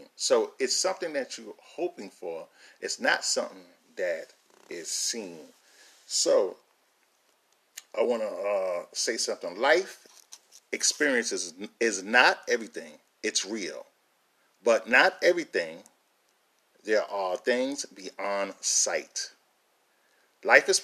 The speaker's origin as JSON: {"language": "English", "town": "New York City", "region": "New York", "country": "United States", "tie": "born or raised there", "said": "I grew up in a lot of different places, but two of the places I grew up in was in Queens, New York, and was in Brooklyn, New York."}